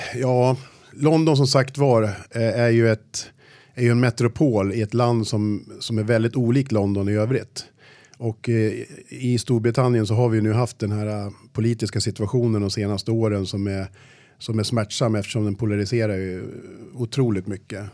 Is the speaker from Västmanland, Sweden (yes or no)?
yes; Sala, Västmanland, Sweden; Jag kommer från Sala, uppväxt i klassiskt eh, arbetarhem